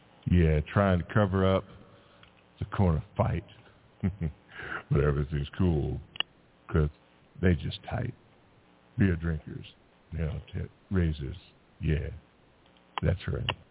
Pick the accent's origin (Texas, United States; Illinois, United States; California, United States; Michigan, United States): Texas, United States; Houston; my hometown of Houston